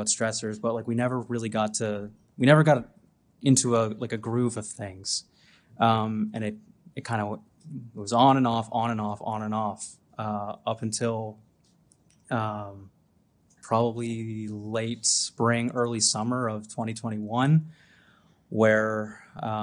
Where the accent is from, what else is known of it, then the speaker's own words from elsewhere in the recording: Antigonish, Nova Scotia, Canada; I'm from Antigonish, Nova Scotia